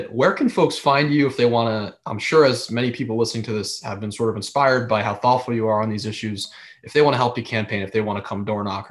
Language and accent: English; Trumbull, Connecticut, United States; I grew up in Trumbull, so I know Fairfield very well